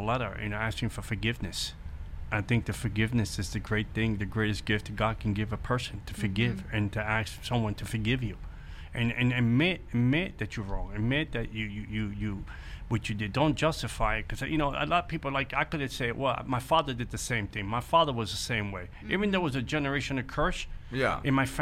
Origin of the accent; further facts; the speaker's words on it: New York City, New York, United States; I grew up in the Bronx